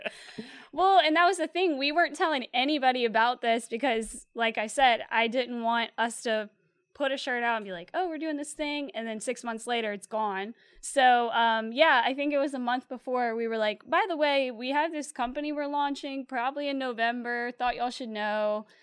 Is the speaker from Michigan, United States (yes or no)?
no; Slidell, Louisiana, United States; I'm originally from the North Shore over in Slidell